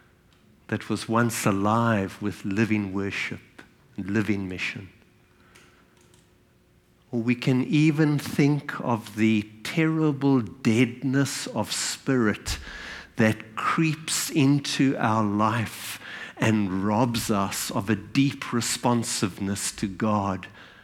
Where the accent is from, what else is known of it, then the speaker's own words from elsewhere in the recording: South Africa; I was born in South Africa. And from my very early childhood, as a white South African